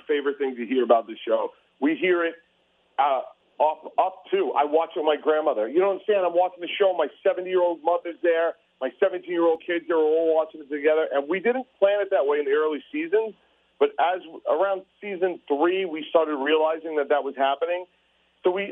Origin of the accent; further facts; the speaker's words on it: New York City, New York, United States; I'm an oaf from Staten Island